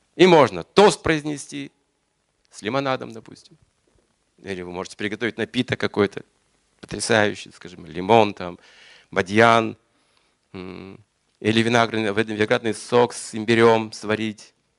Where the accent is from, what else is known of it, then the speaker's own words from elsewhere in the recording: Yuryevka, Kazakhstan; moved away; я же родился в Юрьевке, Мать родилась тоже в Казахстан